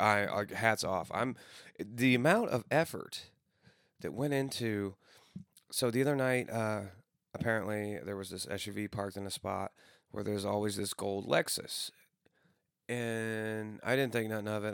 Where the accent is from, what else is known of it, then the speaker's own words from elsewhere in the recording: Granite City, Illinois, United States; moved away; my hometown in Granite City